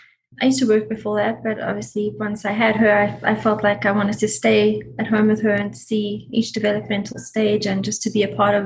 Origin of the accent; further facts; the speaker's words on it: South Africa; now in United States; We came from South Africa, so everything was new to us here.